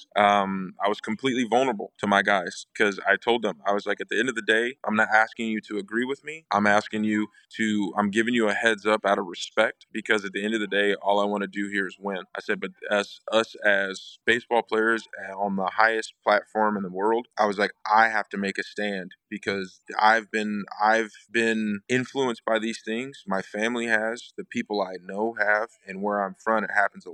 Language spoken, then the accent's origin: English; Huntsville, Alabama, United States; that is a place where I grew up, where I was raised by my parents